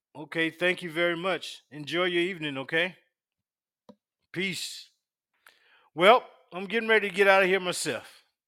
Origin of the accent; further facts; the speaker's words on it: Union, South Carolina, United States; now in Virginia Beach, United States; I'm from South Carolina. Little hick town called Union. Union, South Carolina